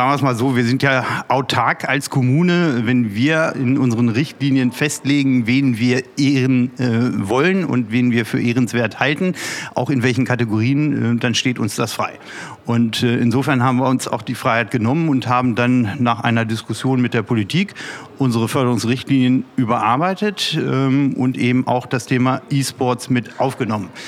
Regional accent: Peine, Lower Saxony, Germany; ist auch ein wichtiges Zeichen hier aus meiner Heimatstadt, aus äh, ja. unserer schönen Stadt Peine

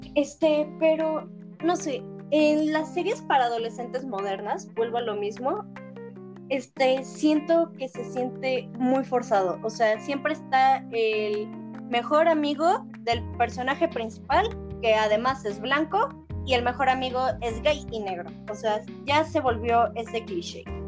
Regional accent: Mexico; nosotros somos mexicanos

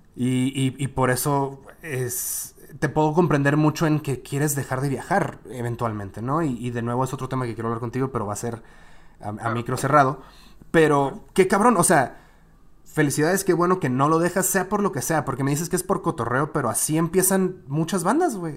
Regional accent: northern Mexico, Mexico; somos norteños

